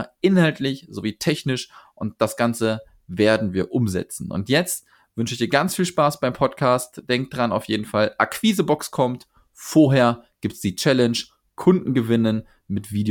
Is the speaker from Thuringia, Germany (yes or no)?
no; Cologne, North Rhine-Westphalia, Germany; Ich komme aus Köln.